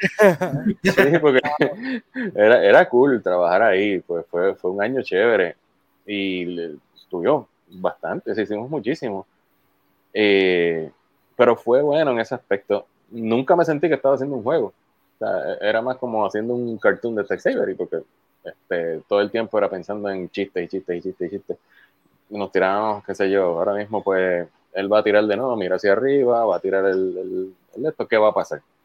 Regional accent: Puerto Rico; soy boricua

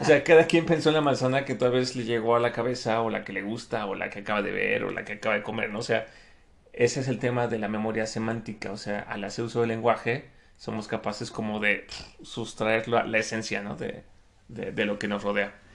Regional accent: Mexico; los tailandeses se parecen mucho a los mexicanos

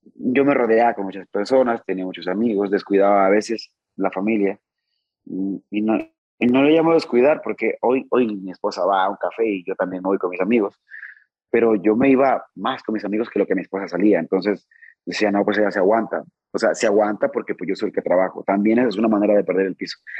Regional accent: Rosario, Sinaloa, Mexico; also born or lived in Mazatlán; de mi tierra, de Rosario

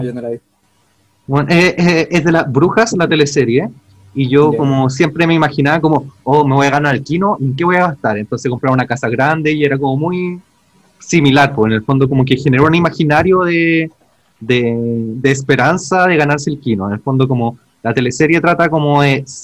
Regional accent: Santiago, Santiago Metropolitan Region, Chile; now in Ñuñoa, Chile; soy de Pudahuel

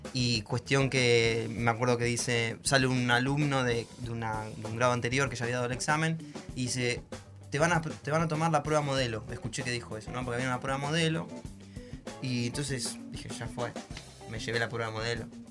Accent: Monte Grande, Buenos Aires Province, Argentina; yo soy de Montelande

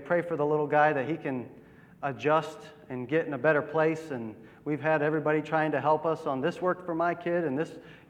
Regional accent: Akron, Ohio, United States; moved away as an adult; now in New Philadelphia, United States; I grew up in Akron, Ohio

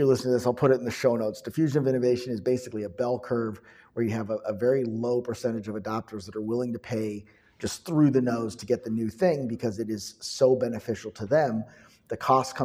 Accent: Chicago, Illinois, United States; I'm from Chicago

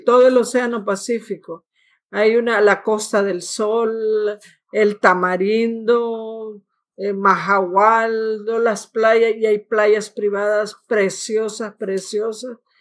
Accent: San Salvador, El Salvador; now in Canada; Yo nací en, el, en San Salvador, eh, capital de El Salvador, Centroamérica.

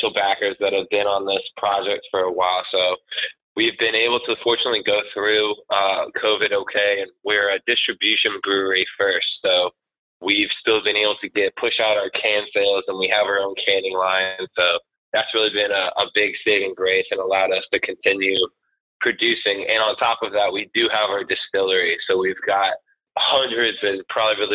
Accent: Winston-Salem, North Carolina, United States; moved away as an adult; also born or lived in Charleston, South Carolina; now in Rhode Island, United States; I'm from North Carolina originally, same place where y'all are, Winston-Salem.

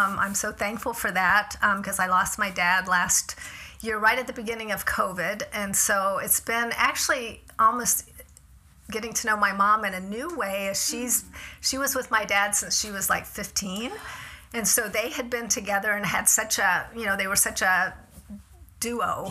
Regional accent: Tampa, Florida, United States; moved away as an adult; I grew up in Florida, and she's still there, lives in, you know, the same, in Tampa where I grew up.

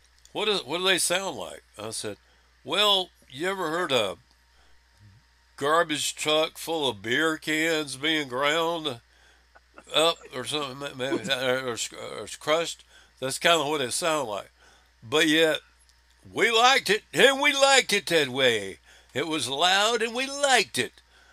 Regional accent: Spartanburg, South Carolina, United States; I was growing up in Spartanburg, South Carolina, Billy's favorite town.

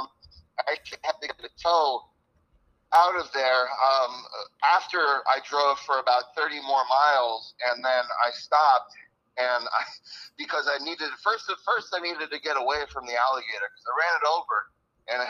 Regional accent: Washington, District of Columbia, United States; I grew up in Washington, D.C.

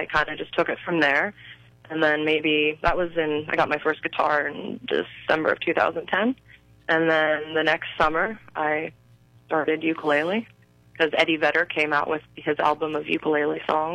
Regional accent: Clarion County, Pennsylvania, United States; also born or lived in Punxsutawney, Pennsylvania; I was born in Punxsutawney, which is Jefferson County, but I've lived most of my life now in Clarion County

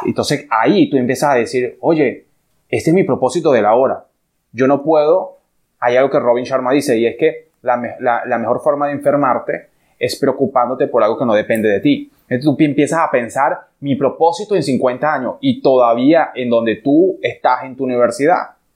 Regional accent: Venezuela; moved away as an adult; now in Dominican Republic; soy venezolano

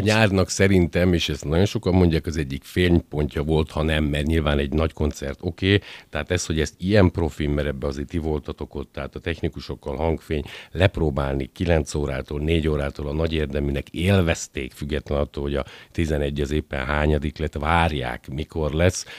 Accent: Győr, Győr-Moson-Sopron, Hungary; lokálpatrióta győriként

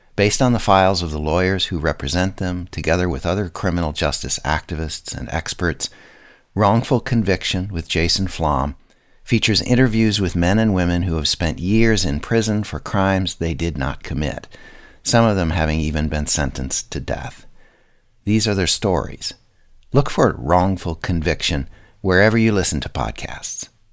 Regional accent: Minnesota, United States; my hometown in Minnesota

